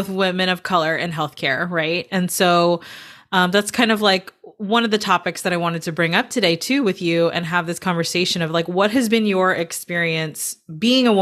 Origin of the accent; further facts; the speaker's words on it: the South, United States; now in Seattle, United States; I grew up in the South, right? So I grew up around a predominantly white community.